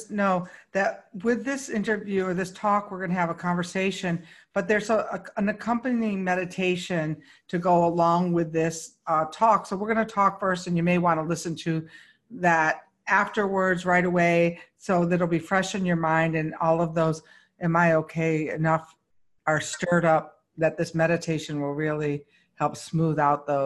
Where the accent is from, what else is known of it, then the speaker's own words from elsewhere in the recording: Syracuse, New York, United States; now in Palm Springs, United States; I came from Syracuse.